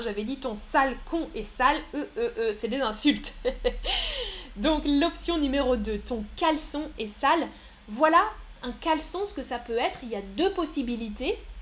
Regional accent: France; mon pays, c'est la France. France. Je suis français ou française. Moi, je suis française.

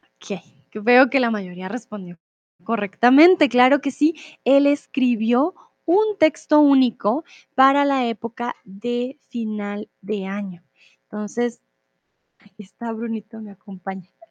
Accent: Colombia; soy de Colombia

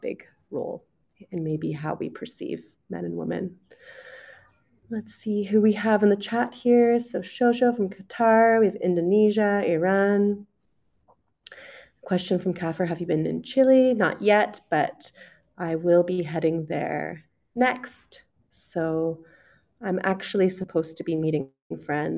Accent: Canada; accent: Canadian; moved away as an adult; also born or lived in United Kingdom; I'm originally from Canada, so today we will be listening to a Canadian accent.

